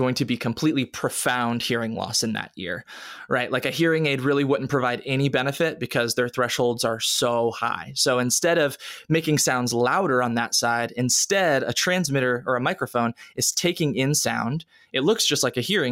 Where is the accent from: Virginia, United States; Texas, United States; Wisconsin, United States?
Virginia, United States; Richmond; moved away as an adult; also born or lived in Atlanta, Georgia; now in Columbia, United States; I'm originally from Richmond, Virginia